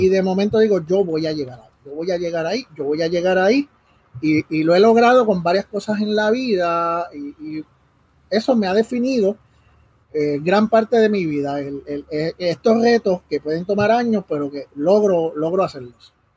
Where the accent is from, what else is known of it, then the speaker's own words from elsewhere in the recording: Caguas, Puerto Rico; also born or lived in Río Piedras; nací en, Río Piedras y pues ya a los dos días estaba aquí en Cagua